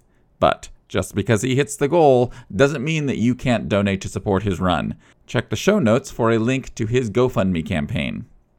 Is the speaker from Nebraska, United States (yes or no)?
yes; Sutton, Nebraska, United States; I'm originally from Sutton, so not too far.